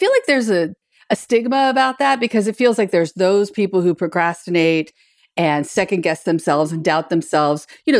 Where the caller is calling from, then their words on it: Birmingham, Alabama, United States; today I'm calling in from Birmingham, Alabama